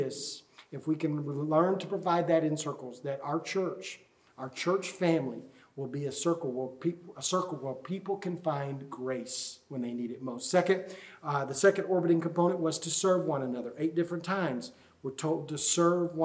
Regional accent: United States; we as American Christians

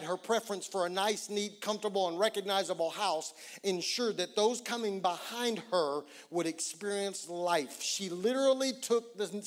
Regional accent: Oklahoma, United States; I'm from Oklahoma and we don't ski like that in Oklahoma

